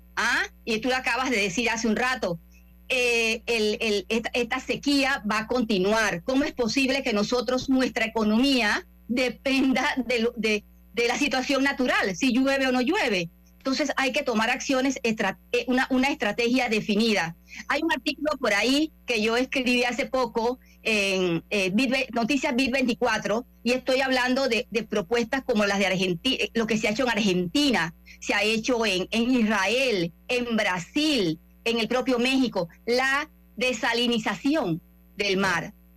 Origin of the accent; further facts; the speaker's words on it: Panama; soy panameña